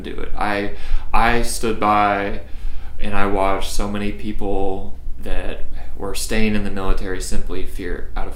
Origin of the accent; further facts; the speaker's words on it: North Alabama, United States; moved away; also born or lived in Nashville; where I came from growing up in North Alabama